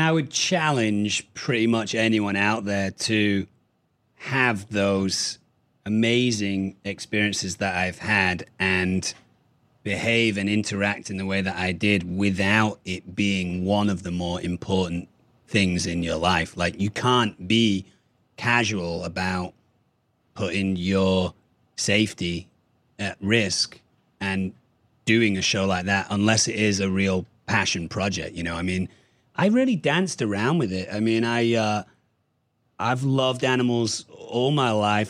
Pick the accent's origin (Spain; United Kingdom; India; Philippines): United Kingdom; Manchester, North West England; moved away as an adult; also born or lived in Berlin, Germany / Düsseldorf, Germany / Münster, Germany / Ireland; moved back to Manchester, where my parents are from, until I was seventeen